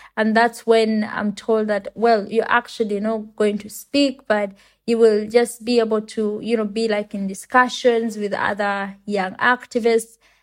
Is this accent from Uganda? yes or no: yes; Uganda; I come from Uganda and it's a country in Africa